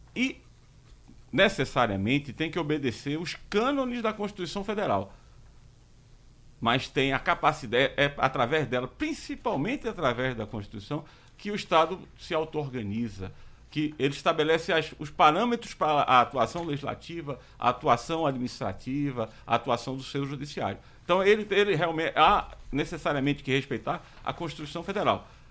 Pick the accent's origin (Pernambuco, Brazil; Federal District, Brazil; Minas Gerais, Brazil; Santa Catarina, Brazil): Pernambuco, Brazil; Recife; sou de Recife